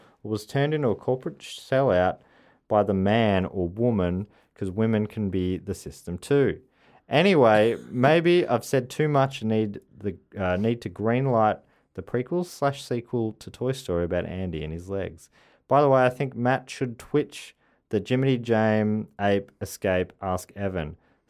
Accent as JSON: {"language": "English", "region": "London", "country": "United Kingdom", "said": "I'm from South London."}